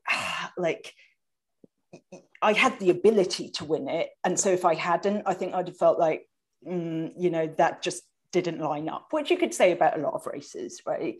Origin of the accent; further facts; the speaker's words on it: United Kingdom; now in Vancouver, Canada; I'm British, as you people can probably hear, but I live in Vancouver, Canada